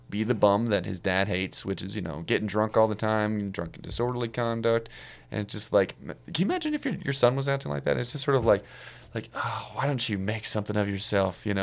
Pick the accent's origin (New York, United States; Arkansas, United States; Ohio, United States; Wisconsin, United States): Wisconsin, United States; accent: Wisconsin; if you thought the, the Canada accent was annoying, wait until you hear my Wisconsin accent.